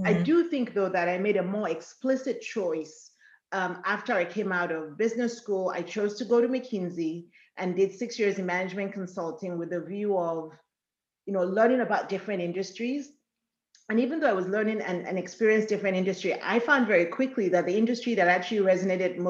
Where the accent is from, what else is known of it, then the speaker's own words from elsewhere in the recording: Ibadan, Oyo, Nigeria; moved away as an adult; also born or lived in Ithaca, New York; now in United States; I grew up in Ibadan, Nigeria, but I was born in Ithaca, New York.